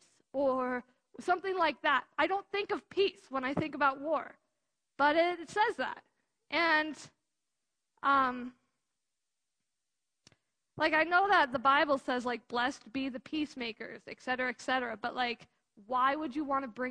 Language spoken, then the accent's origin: English; United States; I'm an American